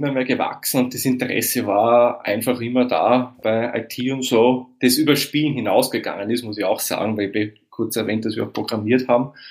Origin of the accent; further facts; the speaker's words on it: Waidhofen an der Thaya, Lower Austria, Austria; moved away as an adult; now in Vienna, Austria; Das ist in Weidhof an der Theier, das ist Österreichs nördlichste Bezirkshauptstadt. Und ja, geboren im Jahr 1982 und bin dann vor elf Jahren nach Wien gegangen, weil eben die beruflichen Chancen, da wo ich herkomme, nicht so gut sind